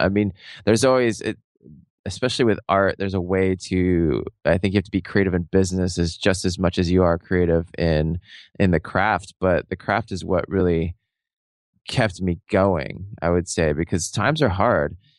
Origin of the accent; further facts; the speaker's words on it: Seattle, Washington, United States; I grew up in Seattle, I was living in Seattle at the time